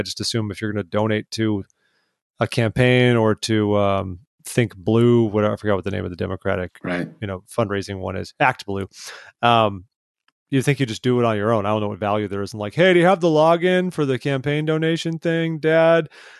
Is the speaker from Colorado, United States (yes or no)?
no; California, United States; I think growing up in Southern California, I was probably not sensitive to this sort of thing.